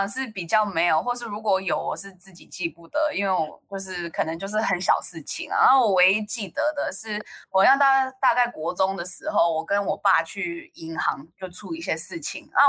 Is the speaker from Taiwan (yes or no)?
yes; Taiwan; also born or lived in United States; 可是如果他们说哦，你中文很好，我就会说哦，对，谢谢，我是台湾人。然后如果他们说为什么我英文很好，我就说哦，我是美国人。